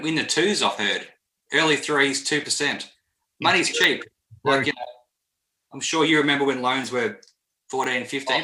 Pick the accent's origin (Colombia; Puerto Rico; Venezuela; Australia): Australia; Melbourne, Victoria; moved away; I'm from Melbourne, so I love Melbourne